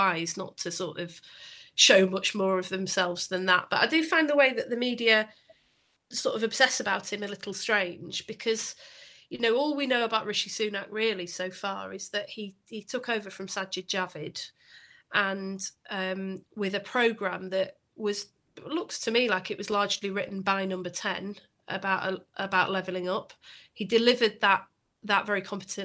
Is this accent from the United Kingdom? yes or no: yes; Bury, North West England, United Kingdom; I'm from Bury